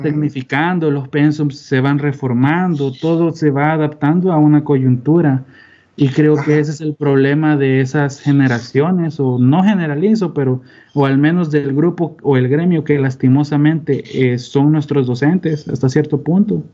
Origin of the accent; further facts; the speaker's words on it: El Salvador; además de salvadoreños, somos